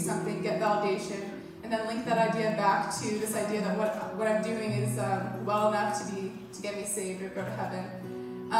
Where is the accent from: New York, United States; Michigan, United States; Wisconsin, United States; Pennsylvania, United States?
New York, United States; I was raised Catholic in New York, but didn't attend church super regularly growing up